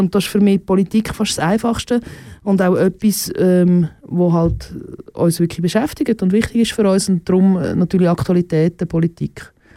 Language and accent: German; Switzerland; Und da sind wir Schweizer schon, schon sehr äh, grob immer noch unterwegs